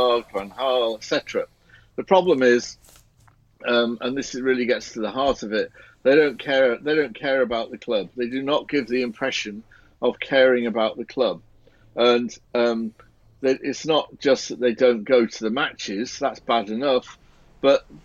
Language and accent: English; Barrow-in-Furness, North West England, United Kingdom; I grew up in Barrow in Cumbria.